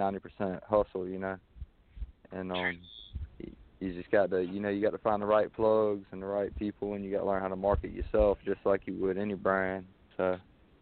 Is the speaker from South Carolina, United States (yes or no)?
yes; South Carolina, United States; the way we grew up around here in South Carolina.